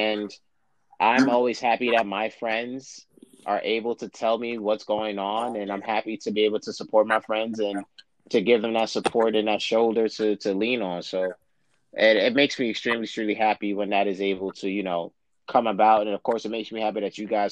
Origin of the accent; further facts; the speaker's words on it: New York, United States; I'm from New York